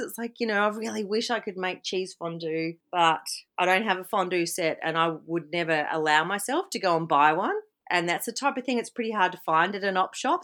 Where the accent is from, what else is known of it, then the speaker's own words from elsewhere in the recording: Victoria, Australia; moved away as an adult; now in Mullumbimby, Australia; I grew up in Victoria and only moved to the Byron Shire in 2014